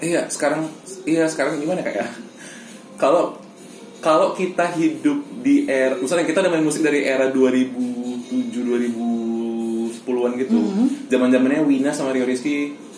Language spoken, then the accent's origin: Indonesian; Medan, North Sumatra, Indonesia; dari Medan aku